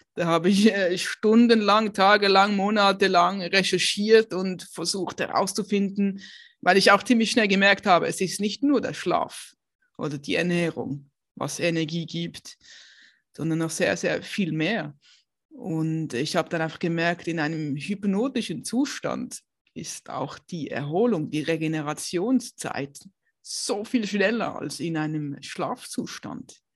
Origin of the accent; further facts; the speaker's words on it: Basel, Basel-Stadt, Switzerland; now in Aargau, Switzerland; ich ähm, bin aufgewachsen in Basel